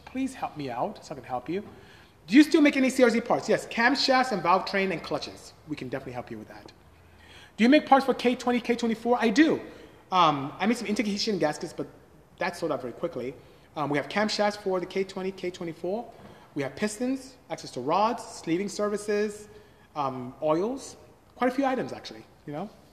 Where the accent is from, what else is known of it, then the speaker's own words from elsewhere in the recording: Nigeria; I'm Nigerian, West Africa